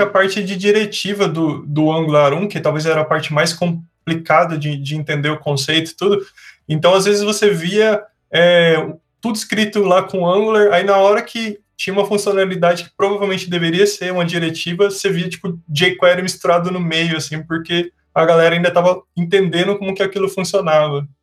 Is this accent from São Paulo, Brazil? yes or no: yes; Sorocaba, São Paulo, Brazil; eu sou de Sorocaba